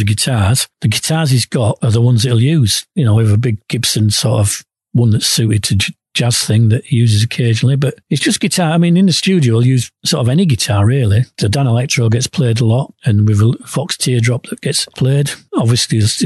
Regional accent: Yorkshire and the Humber, United Kingdom; Being a Yorkshireman

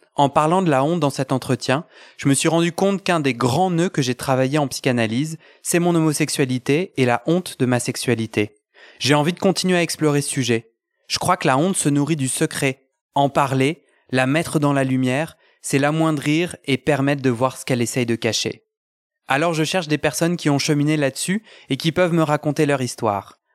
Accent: Versailles, Île-de-France, France; grandi à Versailles dans un milieu assez conservateur

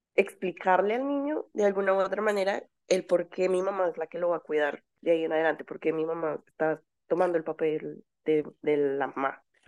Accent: Colombia; yo soy de Colombia

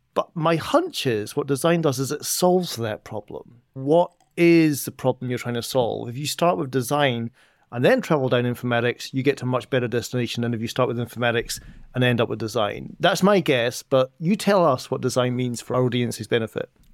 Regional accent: Edinburgh, Scotland, United Kingdom; moved away; back in my hometown of Edinburgh

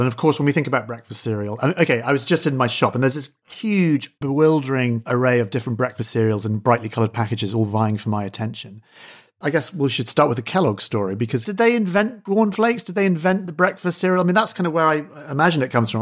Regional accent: Scotland, United Kingdom; As a Scot, I grew up eating porridge at school

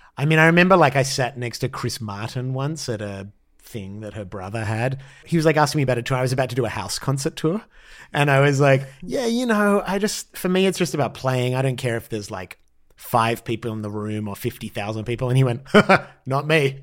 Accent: Australia; moved away as an adult; now in Los Angeles, United States; as an Australian

